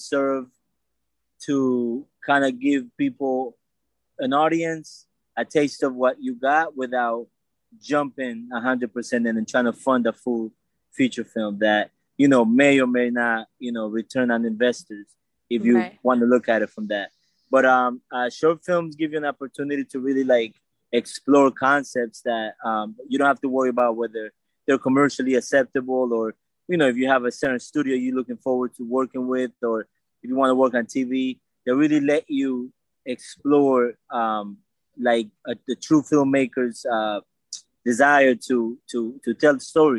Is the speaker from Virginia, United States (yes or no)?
no; Bridgeport, Connecticut, United States; I am from Bridgeport.